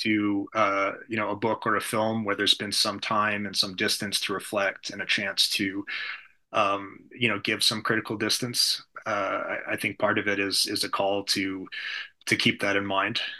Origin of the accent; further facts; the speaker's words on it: United States; as an American